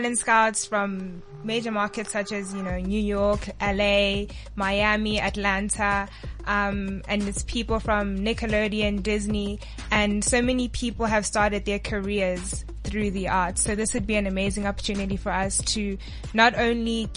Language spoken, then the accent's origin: English; Johannesburg, Gauteng, South Africa; I'm from Johannesburg. My family is originally from Zimbabwe.